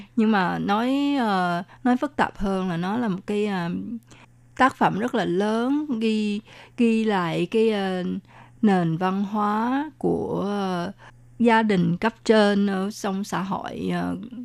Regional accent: Vietnam; moved away; mình hồi nhỏ ở Việt Nam cũng là đọc qua Tây Du Ký

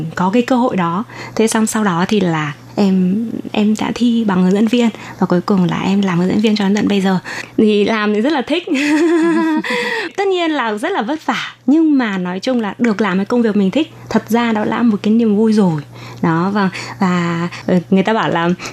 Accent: Thai Nguyen, Vietnam; moved away as an adult; now in Taiwan; ở bên Việt Nam thì em ở Thái Nguyên

